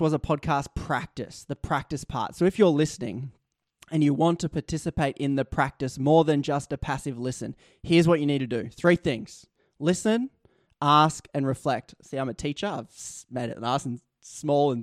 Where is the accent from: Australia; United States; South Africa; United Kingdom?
Australia; accent: Australian; my Australian accent